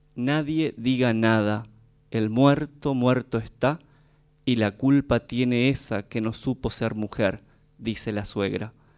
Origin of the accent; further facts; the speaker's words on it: Formosa, Argentina; moved away; vengo de Formosa